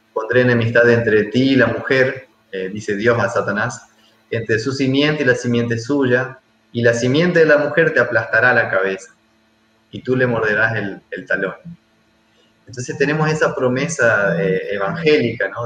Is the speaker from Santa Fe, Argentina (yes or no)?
yes; Santa Fe, Argentina; moved away as an adult; also born or lived in Paraguay; now in Gualeguaychú, Argentina; yo soy de Santa Fe, soy argentino